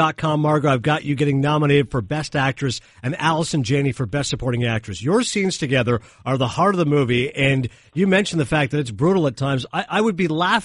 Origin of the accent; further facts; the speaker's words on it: Canada; I'm Canadian